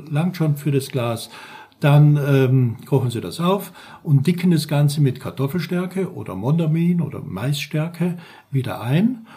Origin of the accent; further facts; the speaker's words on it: St. Paul im Lavanttal, Carinthia, Austria; now in Black Forest, Germany; ich bin ein geborener Österreicher, komme aus Kärnten im Lavantal, St. Paul